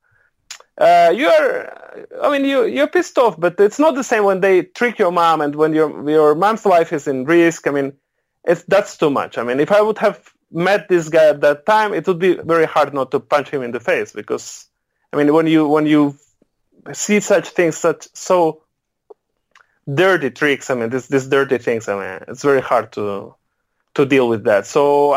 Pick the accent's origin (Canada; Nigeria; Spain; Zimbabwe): Spain; I'm Spanish. I was born in Spain